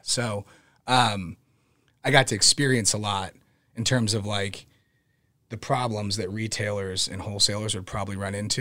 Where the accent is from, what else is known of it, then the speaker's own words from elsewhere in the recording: Kansas City, Missouri, United States; moved away as an adult; also born or lived in Overland Park, Kansas / Pennsylvania / Las Vegas / Oregon; so I grew up in Kansas City.